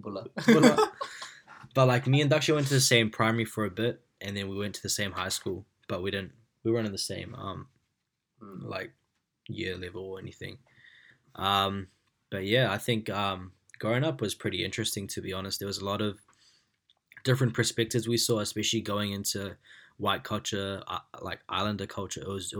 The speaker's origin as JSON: {"language": "English", "country": "India", "said": "But now, man, I actually love our culture. Like, I love being Indian. I love our food, our music, the way we are."}